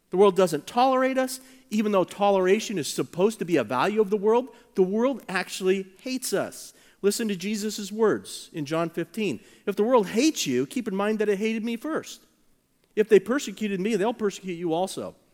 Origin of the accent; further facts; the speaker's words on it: United States; American Christians, we are the exception.